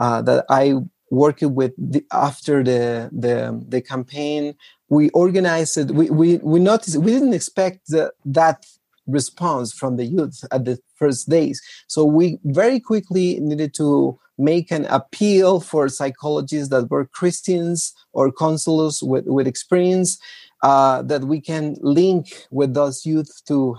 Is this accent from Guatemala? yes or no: yes; Guatemala; I am from Guatemala